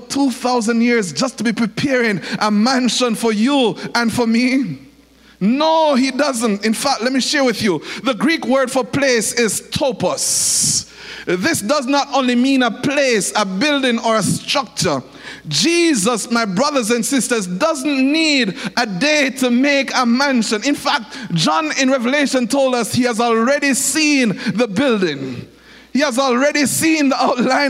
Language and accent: English; Jamaica; When I went into England as a Jamaican